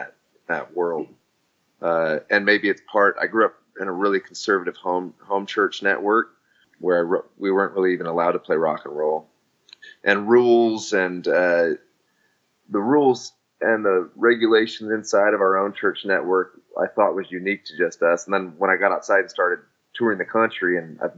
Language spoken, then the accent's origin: English; Nebraska, United States; I grew up in Nebraska.